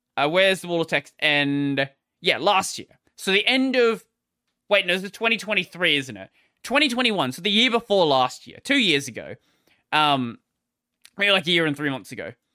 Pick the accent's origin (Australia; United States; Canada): Australia; I'm an Aussie